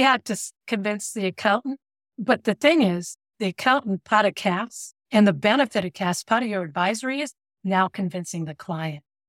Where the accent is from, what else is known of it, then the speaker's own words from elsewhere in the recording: United States; I'm an American